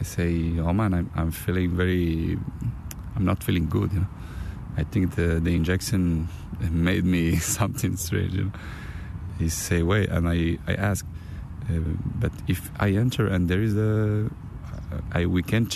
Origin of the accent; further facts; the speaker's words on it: Canada; English is a second language; now in Spain; I was born in Canada.